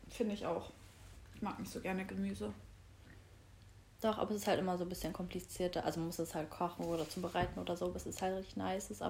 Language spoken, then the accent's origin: German; Hamburg, Germany; first language German; da sind wir Hamburger echt sehr gut gestellt